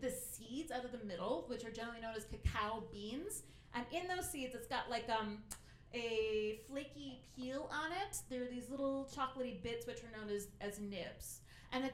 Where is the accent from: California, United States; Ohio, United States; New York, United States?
Ohio, United States; I'm from Ohio